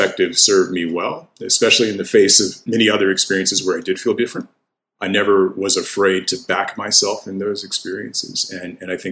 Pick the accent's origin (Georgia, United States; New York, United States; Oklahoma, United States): Georgia, United States; the South; for me, it really sort of came home how different I was whenever we moved to Georgia